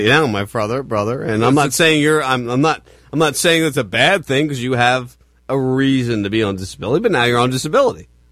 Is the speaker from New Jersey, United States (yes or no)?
yes; New Jersey, United States; I grew up in New Jersey